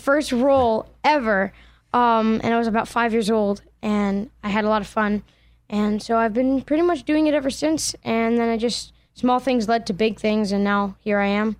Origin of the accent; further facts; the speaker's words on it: Allentown, Pennsylvania, United States; I'm from Allentown, Pennsylvania